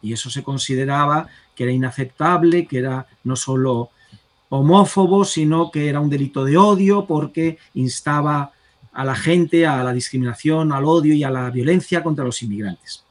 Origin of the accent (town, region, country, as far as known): Spain